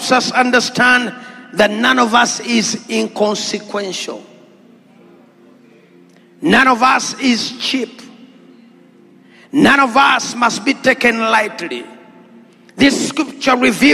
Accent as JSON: {"language": "English", "country": "Uganda", "said": "I come from Natete Kumuara"}